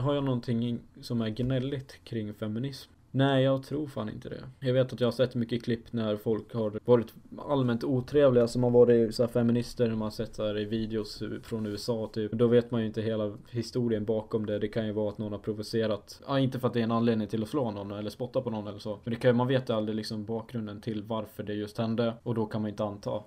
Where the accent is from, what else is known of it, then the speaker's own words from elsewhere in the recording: Falun, Dalarna County, Sweden; Jag är 19 år gammal och jag kommer från Falun, en liten by i Dalarna